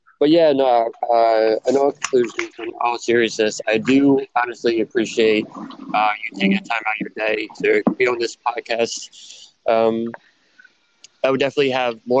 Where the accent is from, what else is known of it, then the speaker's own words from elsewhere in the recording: Philadelphia, Pennsylvania, United States; now in West Hollywood, United States; in Philadelphia, my hometown